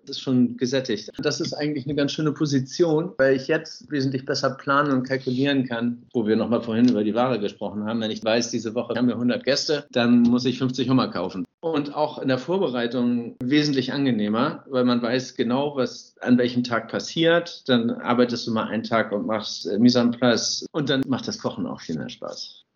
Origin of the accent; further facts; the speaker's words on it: Hamburg, Germany; moved away as an adult; now in Normandy, France; Meine Heimat ist Hamburg, da komme ich ja gebürtigerweise her